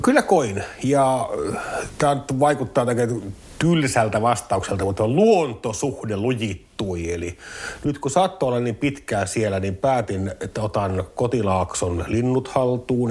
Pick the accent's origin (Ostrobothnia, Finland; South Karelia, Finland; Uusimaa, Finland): South Karelia, Finland; Parikkala; Sama koskee myös Parekkalan identiteettiä, että me ollaan karjalaisia